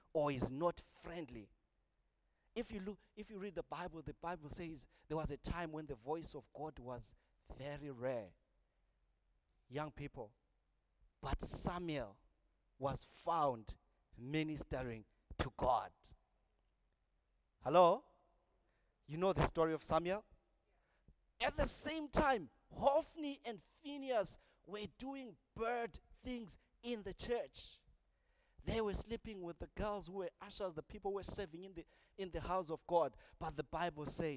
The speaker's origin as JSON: {"language": "English", "country": "Zimbabwe", "moved": "as an adult", "said": "I come from Zimbabwe"}